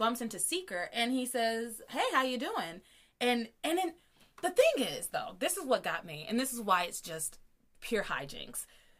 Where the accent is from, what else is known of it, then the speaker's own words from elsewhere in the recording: the South, United States; I'm from the South.